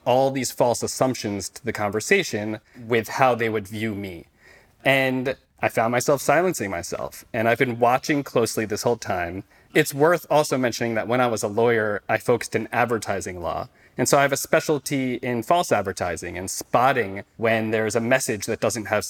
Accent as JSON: {"language": "English", "region": "New York", "country": "United States", "moved": "yes", "lives_now": "Los Angeles, United States", "said": "I'm from New York originally"}